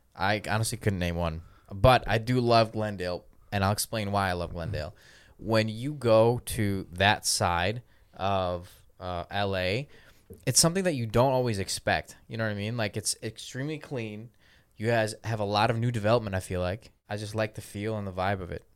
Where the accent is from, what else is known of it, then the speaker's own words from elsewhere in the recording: Belarus; moved away; I'm from Belarus